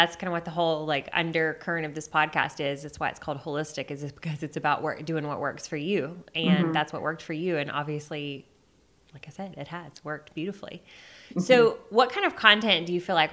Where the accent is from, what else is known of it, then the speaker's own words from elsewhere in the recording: Birmingham, Alabama, United States; moved away; I'm actually from Birmingham